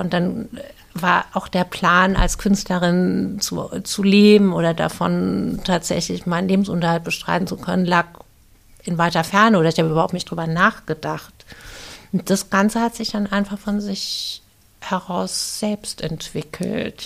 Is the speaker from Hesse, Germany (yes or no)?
yes; Viernheim, Hesse, Germany; in Firnheim groß geworden bin bei deutschen Pflegeeltern